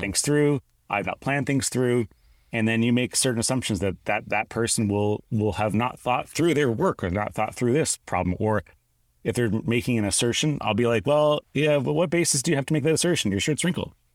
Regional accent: Canada; I grew up in Canada

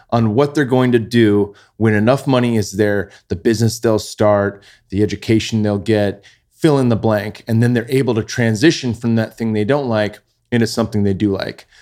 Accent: Bay Area, California, United States; we grew up in the Bay Area, pinch and pennies, living in apartments and condos

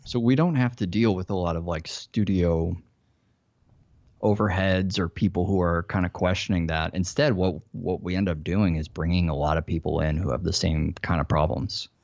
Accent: Chicago, Illinois, United States; moved away as an adult; also born or lived in Silicon Valley, California; now in Los Angeles, United States; I grew up in Chicago.

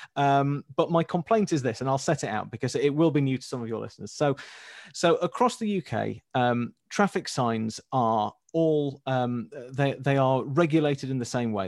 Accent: Leeds, Yorkshire and the Humber, United Kingdom; I'm from Leeds

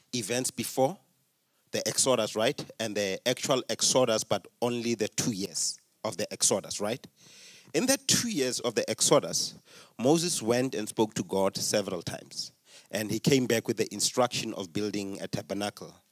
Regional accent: Limpopo, South Africa; I come from Limpopo

